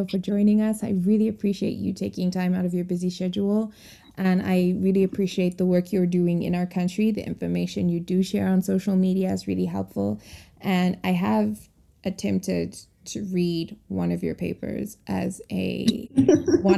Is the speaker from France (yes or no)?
no; Zimbabwe; growing up in Zimbabwe